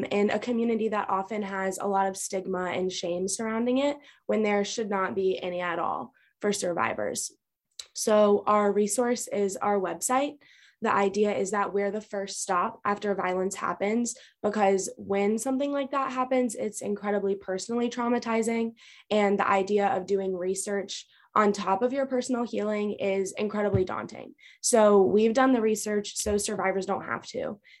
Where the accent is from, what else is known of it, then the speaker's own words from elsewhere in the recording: Raleigh, North Carolina, United States; I grew up right here in Raleigh.